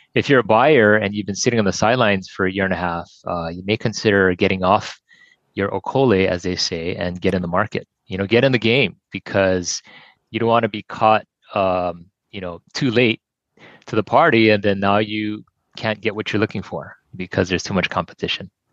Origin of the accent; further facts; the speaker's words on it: Kailua, Hawaii, United States; born and raised in Kailua and uh, been here all my life